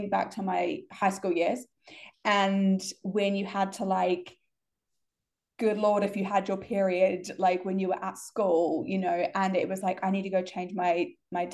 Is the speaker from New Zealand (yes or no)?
yes; New Zealand; where I grew up in New Zealand